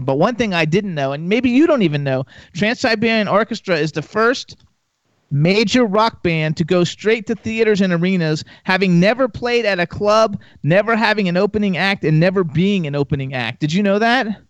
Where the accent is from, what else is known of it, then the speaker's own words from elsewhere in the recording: Miami, Florida, United States; moved away as an adult; also born or lived in West Palm Beach, Florida / Jacksonville, Florida / Gainesville, Florida; now in Palm Springs, United States; I grew up in Miami, and I went to high school in West Palm Beach, Jacksonville uh, for high school, uh, uh, and then Gainesville for University of Florida. So like, I'm a native Floridian, and now we're in Palm Springs, California